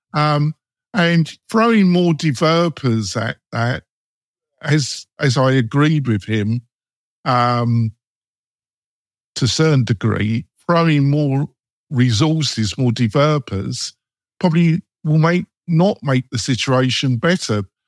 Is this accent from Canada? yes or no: no; England, United Kingdom; I'm English